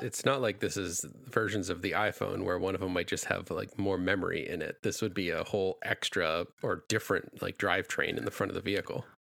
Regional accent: New England, United States; now in California, United States; I grew up in New England, which is a very similar climate

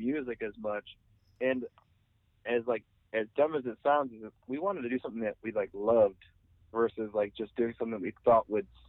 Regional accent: Detroit, Michigan, United States; because we came from Detroit. We didn't really know anyone, and we didn't have like fans.

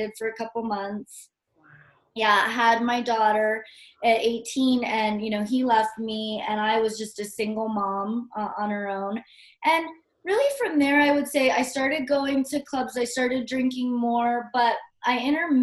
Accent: Hawaii, United States; I grew up in Hawaii

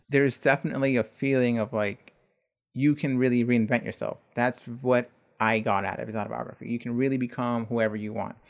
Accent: Buford Highway, Georgia, United States; that lives on Buford Highway

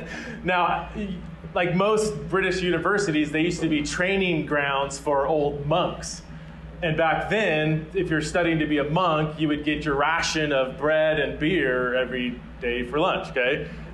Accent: Fresno, California, United States; also born or lived in Aberdeen, Scotland; now in Boise, United States; So I am originally from California, specifically the armpit of California, Fresno, California, big kind of farming community.

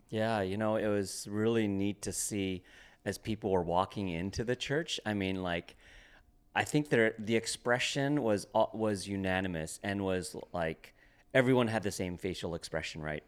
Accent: Toronto, Ontario, Canada; now in Portland, United States; we grew up together in, um, Toronto, Canada

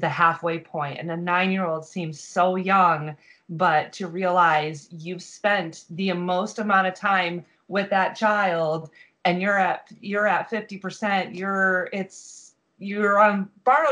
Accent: Michigan, United States; now in Florida, United States; we travel every year to Michigan because that's where my family is

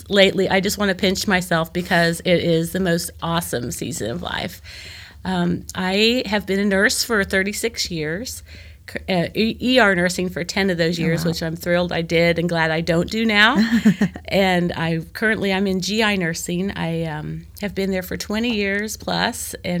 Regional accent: Joplin, Missouri, United States; I'm from the Midwest. I'm from Joplin, Missouri. I'm from, you know, the Corn Belt.

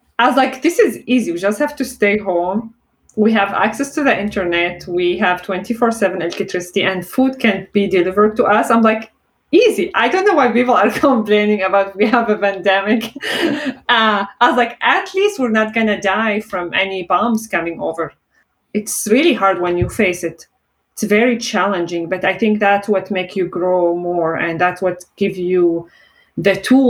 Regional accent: Syria; born or raised there; English is a second language; moved away as an adult

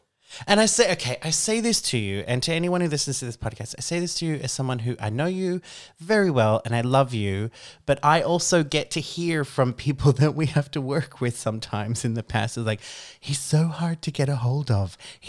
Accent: Australia; I am Australian.

